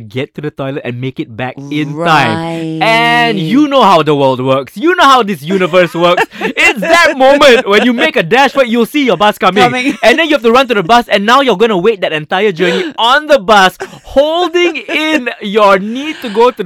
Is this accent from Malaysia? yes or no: yes; Penang, Malaysia; moved away; if you were of my age and you were growing up in Penang going to school